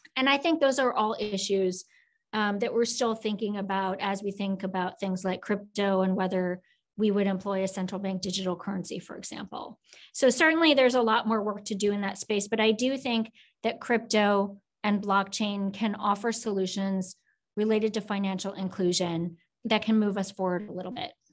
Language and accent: English; Oak Grove, Minnesota, United States; moved away as an adult; also born or lived in South Korea; grew up in Minnesota in a very small town called Oak Grove outside of Minneapolis